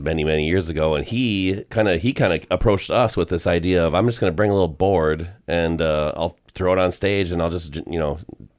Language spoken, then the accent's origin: English; Minneapolis, Minnesota, United States; we're all from the Twin Cities.